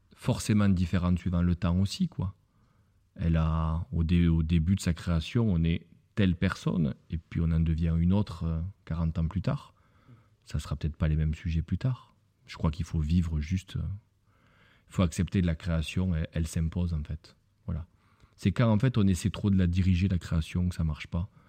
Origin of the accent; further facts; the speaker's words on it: Lourdes, Occitania, France; je suis né à Lourdes. Et quand on est né à Lourdes, effectivement, on, porte un poids toute sa vie